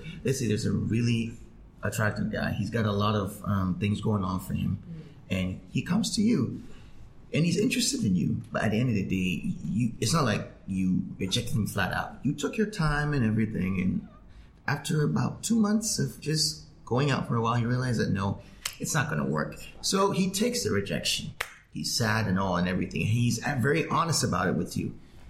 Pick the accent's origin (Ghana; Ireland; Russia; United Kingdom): Ghana; I find that very strange, especially in, I'm Ghanaian, but especially in this country, I find that very strange.